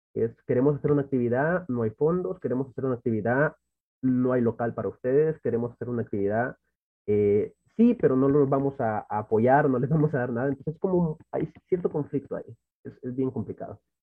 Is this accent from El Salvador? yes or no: yes; Santa Ana, El Salvador; Soy de El Salvador, exactamente de la ciudad de Santa Ana, donde me he criado prácticamente toda mi vida